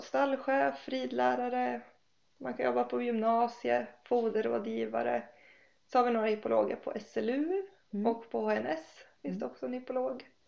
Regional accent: Fagersta, Västmanland, Sweden; now in Riddarhyttan, Sweden; jag kommer från Fagersta från början och nu bor jag här på Forsen i Riddarhyttan

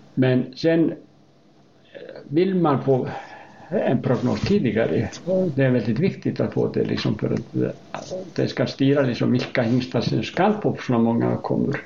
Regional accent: Hafnarfjörður, Capital Region, Iceland; Swedish is a second language; moved away as an adult; also born or lived in Uppsala, Sweden; now in Knubbo, Sweden; är född på Island 1948 och jag växte upp i Hafnarfjörður

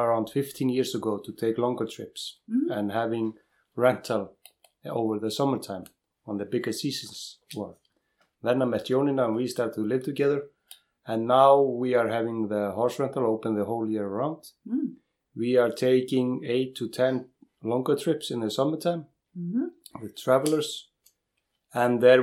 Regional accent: area between Gullfoss and Geysir, Southern Region, Iceland; I'm raised up here in the area of between Gullfoss and Geysir

